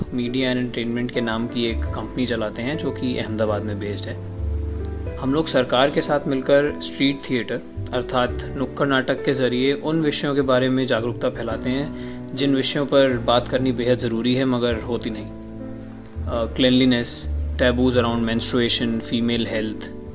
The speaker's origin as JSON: {"language": "Hindi", "town": "New Delhi", "region": "Delhi", "country": "India", "said": "मैं नई दिल्ली का रहने वाला हूँ"}